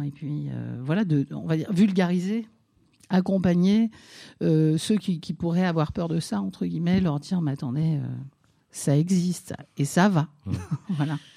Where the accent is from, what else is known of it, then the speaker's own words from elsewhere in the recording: Nancy, Grand Est, France; moved away; je suis née en, province à Nancy